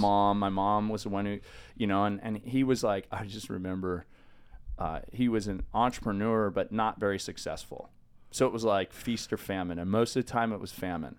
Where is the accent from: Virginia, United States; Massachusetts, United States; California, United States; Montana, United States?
California, United States; Los Osos; also born or lived in San Luis Obispo, California; Grew up in Los Osos, a little tiny five thousand person town, kinda on the coast